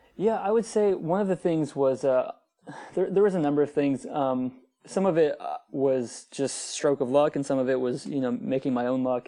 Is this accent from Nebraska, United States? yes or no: no; Northern Virginia, United States; I grew up in Northern Virginia, uh, which is, like, right outside of Washington, D C, very wealthy area